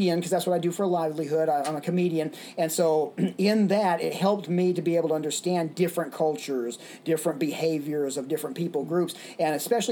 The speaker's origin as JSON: {"language": "English", "town": "Little Rock", "region": "Arkansas", "country": "United States", "tie": "born or raised there", "also_born_or_lived": "Dallas, Texas / Los Angeles, California", "moved": "yes", "lives_now": "Ventura, United States", "said": "we moved from Dallas to Little Rock, Arkansas. And in Little Rock, Arkansas, I would be there during the school years and during the summer times back in Los Angeles, San Fernando Valley."}